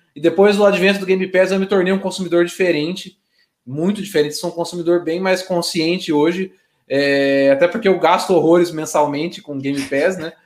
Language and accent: Portuguese; Brazil; sendo brasileiro